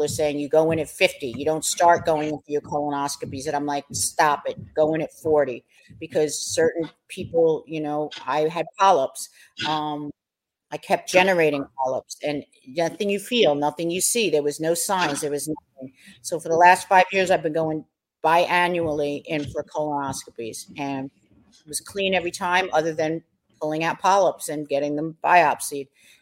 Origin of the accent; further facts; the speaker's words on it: New York, United States; raised in the streets of New York like me